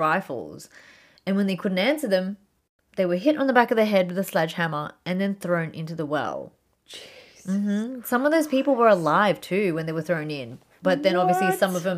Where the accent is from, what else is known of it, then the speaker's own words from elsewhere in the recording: Philippines; we're from Philippines